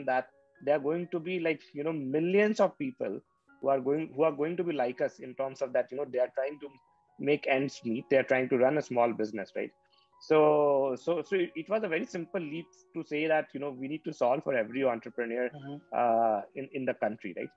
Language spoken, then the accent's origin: English; Patna, Bihar, India; I'm from Patna, Bihar